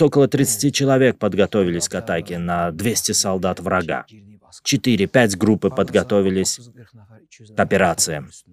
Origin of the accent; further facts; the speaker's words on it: Lerik District, Azerbaijan; я из города Лирик